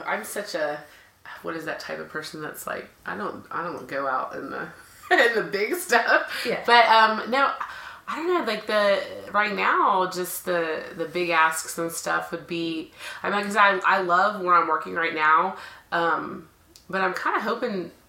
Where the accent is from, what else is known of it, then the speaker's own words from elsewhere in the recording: Dallas, Texas, United States; I am from Dallas, so always been here